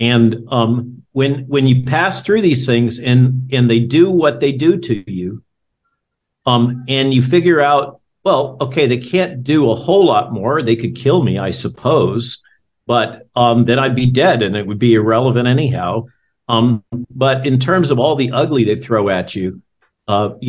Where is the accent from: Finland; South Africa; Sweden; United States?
United States; California; now in Virginia, United States; I grew up in California